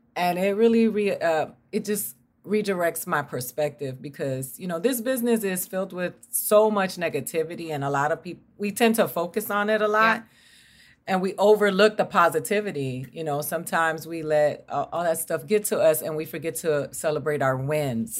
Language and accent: English; Miami, Florida, United States; moved away as an adult; I grew up in Miami